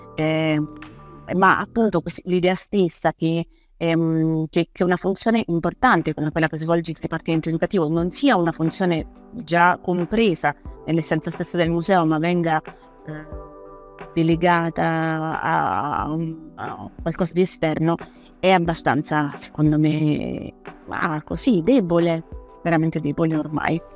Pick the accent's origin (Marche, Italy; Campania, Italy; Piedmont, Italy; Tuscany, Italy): Campania, Italy; Naples; moved away as an adult; now in Turin, Italy; vengo da Napoli, vengo da Napoli a studiare per lì